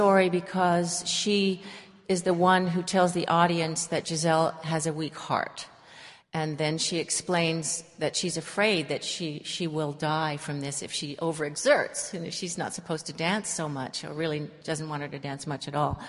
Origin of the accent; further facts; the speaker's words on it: East Bay, California, United States; I'm a local girl. I was born in the East Bay and received my training initially from a small school whose background was San Francisco Ballet